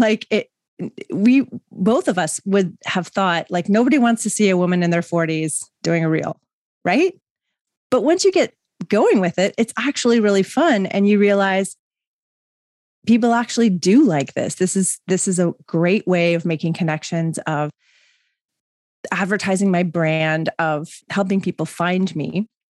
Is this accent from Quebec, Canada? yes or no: no; Mississauga, Ontario, Canada; also born or lived in West Vancouver; I grew up in Mississauga.